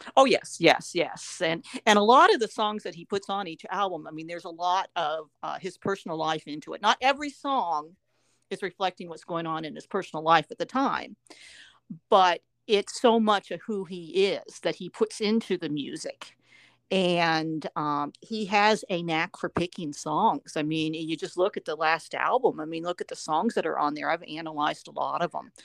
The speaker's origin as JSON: {"language": "English", "town": "Upper Arlington", "region": "Ohio", "country": "United States", "tie": "born or raised there", "moved": "yes", "lives_now": "Nashville, United States", "said": "I grew up in Upper Arlington, Ohio"}